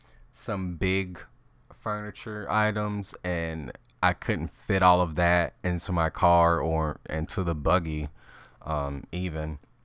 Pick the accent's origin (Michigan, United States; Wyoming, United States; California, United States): Wyoming, United States; yeah, I'm sure you were like hesitant to be roommates with me, you know, seeing that I was from Wyoming.